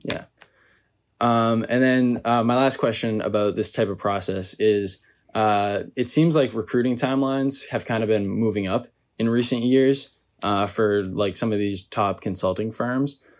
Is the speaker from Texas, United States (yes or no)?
no; Massachusetts, United States; moved away as an adult; I'm originally from Massachusetts